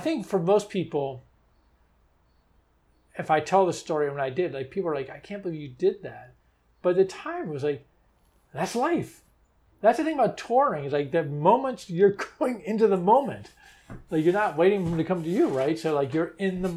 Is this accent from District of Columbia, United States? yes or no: yes; Washington, District of Columbia, United States; growing up in Washington, D.C. made us hypersensitive to that. This is a tourist town.